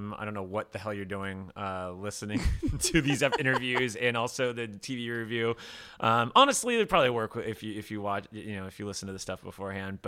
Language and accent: English; South Florida, United States; I'm from South Florida.